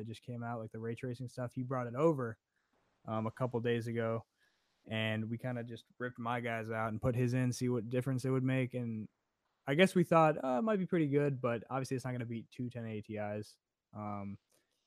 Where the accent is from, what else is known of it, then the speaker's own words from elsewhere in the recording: Chicago, Illinois, United States; moved away as an adult; now in Atlanta, United States; I grew up in Chicago. So I'm from Chicago. Moved out here for 4 years for college, and then stayed out here because of the work